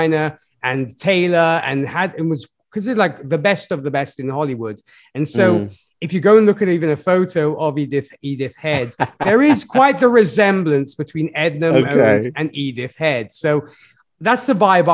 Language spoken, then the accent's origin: English; Milan, Lombardy, Italy; my hometown, Milan